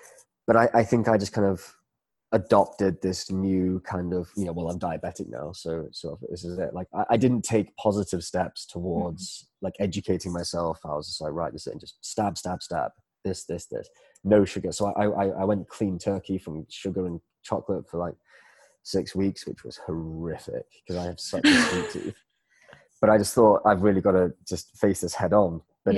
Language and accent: English; Malaysia; So I grew up in Malaysia for a few years. I was living here in the early 90s, and I came back here 4 years ago.